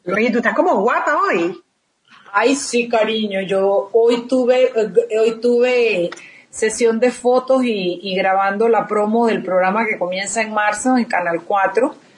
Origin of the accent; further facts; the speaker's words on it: Panama; los panameños